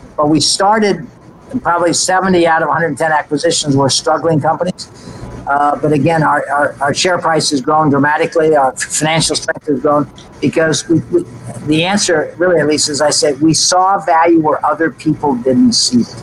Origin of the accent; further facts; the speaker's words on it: United States; as an American